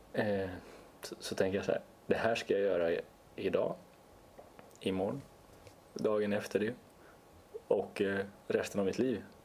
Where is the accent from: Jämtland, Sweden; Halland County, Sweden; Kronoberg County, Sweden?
Jämtland, Sweden; Östersund; nu ska jag försvara min hemstad. Jag är född i Östersund